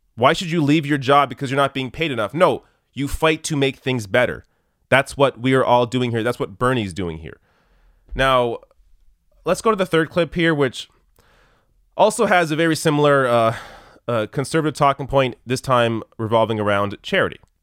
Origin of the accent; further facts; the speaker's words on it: Canada; I'm Canadian